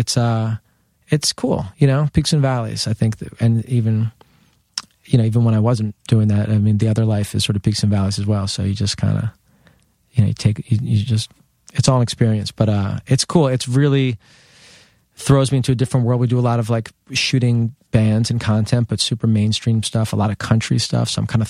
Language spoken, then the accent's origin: English; Manhattan, New York, United States; but I grew up in Lower Manhattan, and I've always lived here. Never thought I was going to leave.